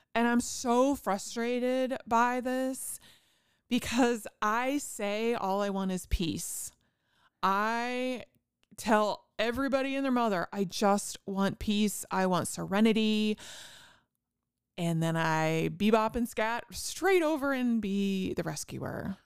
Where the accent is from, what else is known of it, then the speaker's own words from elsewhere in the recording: Indiana, United States; I grew up in Indiana